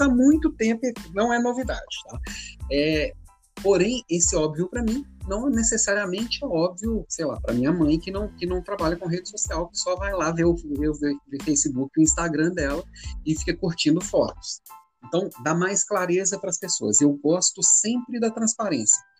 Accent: Belo Horizonte, Minas Gerais, Brazil; moved away as an adult; also born or lived in Florianópolis; vim com a esposa e os meninos aqui para Belo Horizonte, que é minha terra natal. Tava 10 anos fora

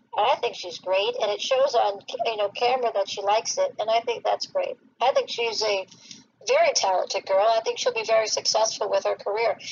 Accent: South Florida, United States; I grew up in South Florida

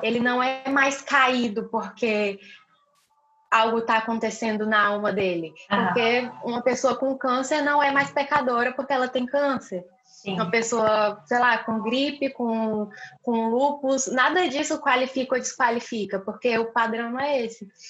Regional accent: Rio Branco, Acre, Brazil; now in Florianópolis, Brazil; eu nasci em Rio Branco, no Acre

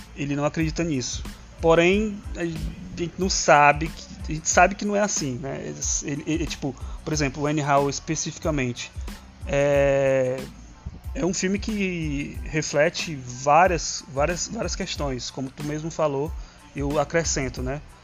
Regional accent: Ceará, Brazil; accent: cearense; que eu não tenho um sotaque cearense. Eu falo, acabei de falar uma palavra super cearense

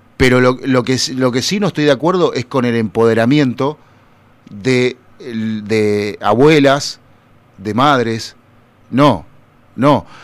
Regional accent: Buenos Aires Province, Argentina; Yo soy bonaerense de, de alma y corazón

